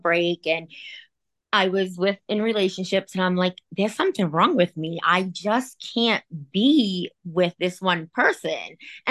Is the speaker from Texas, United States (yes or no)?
no; Rhode Island, United States; I'm from Rhode Island